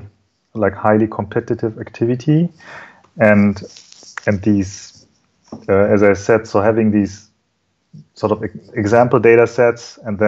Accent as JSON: {"language": "English", "country": "Germany", "tie": "born or raised there", "said": "I'm German, so my mother is Japanese, but I was born and raised in Germany"}